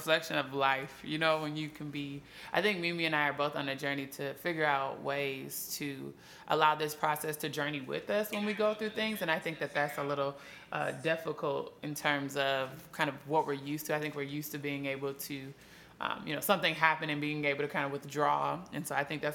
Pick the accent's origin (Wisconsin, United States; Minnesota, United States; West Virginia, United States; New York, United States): Minnesota, United States; moved away; I'm from Minnesota